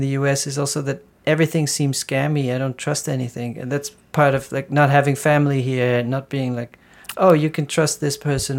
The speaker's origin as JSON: {"language": "English", "country": "Netherlands", "moved": "yes", "said": "I come from the Netherlands."}